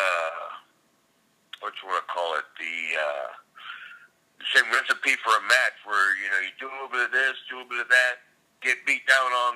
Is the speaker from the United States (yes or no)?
yes; Savannah, Georgia, United States; moved away as an adult; also born or lived in Carrollton, Georgia; now in Hilton Head Island, United States; I was born and raised in Savannah, Georgia